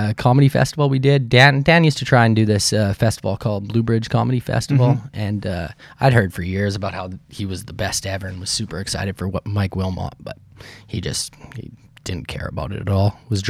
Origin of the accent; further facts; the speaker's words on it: Saskatchewan, Canada; now in Victoria, Canada; You know, I grew up in Saskatchewan, and I like the mild weather here, and I like Victoria a lot.